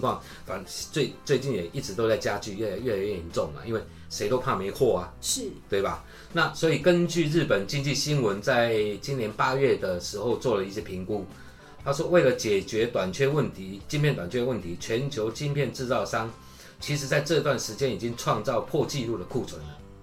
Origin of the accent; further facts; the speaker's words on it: Taiwan; 现在我们台湾人流行的那三个字叫“美更小”